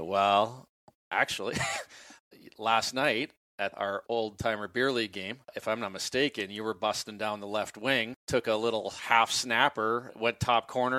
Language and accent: English; Central Plains of Canada, Canadian Prairies, Canada; now in Boise, United States; I grew up in the Central Plains of Canada, live now in the West.